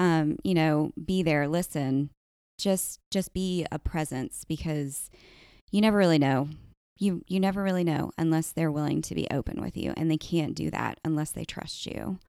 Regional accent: Goose Creek, South Carolina, United States; also born or lived in Charleston; Locally, I grew up in Goose Creek

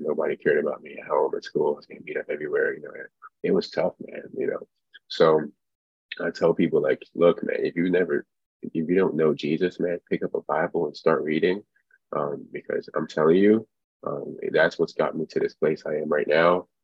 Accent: Nigeria; moved away; I was born in Nigeria

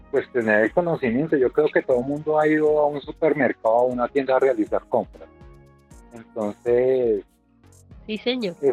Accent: Bogotá, Bogotá Capital District, Colombia; Bueno, yo soy de acá de Bogotá

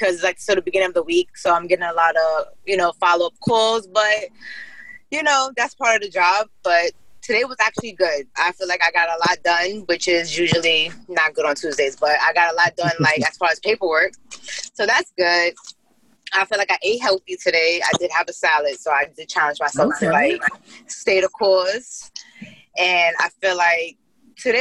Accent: New York City, New York, United States; I was born and raised in the Bronx

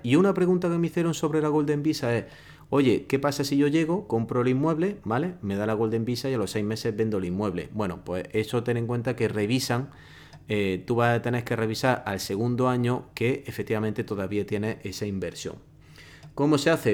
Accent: Spain; moved away; si tú como español, como puedes ser en mi caso, te has salido del país

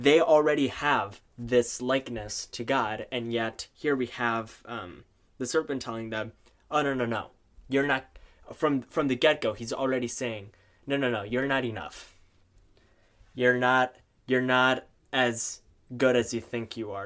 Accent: Neenah, Wisconsin, United States; also born or lived in San Jose, Costa Rica; now in Duluth, United States; I am originally from San Jose, Costa Rica, and then when I was around five years old, My dad w-, was offered a job in the bustling metropolis of Neenah, Wisconsin

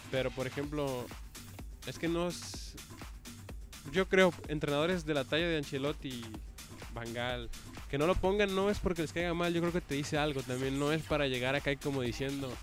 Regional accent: Mexico; Uno como mexicano

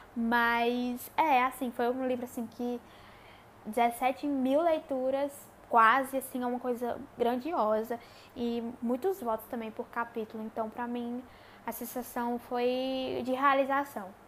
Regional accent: Crato, Ceará, Brazil; accent: nordestino; sou nordestina, é, cearense, numa cidadezinha do interior chamada Crato

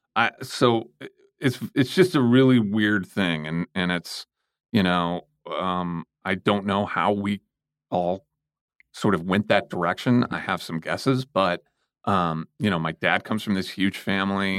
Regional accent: St. Louis, Missouri, United States; I was born and raised in Saint Louis, Missouri

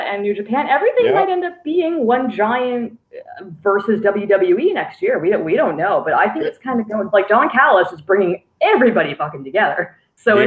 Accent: Canada; I'm Canadian.

